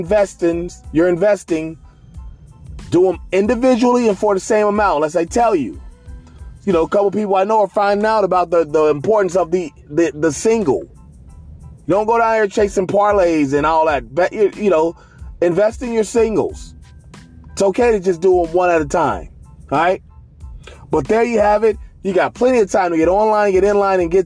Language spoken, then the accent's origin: English; Cincinnati, Ohio, United States; my hometown Redlegs